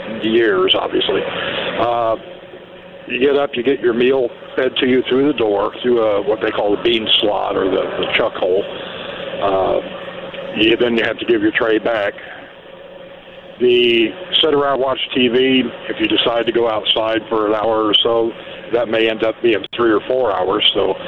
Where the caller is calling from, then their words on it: Idaho, United States; The Idaho State Correctional Center.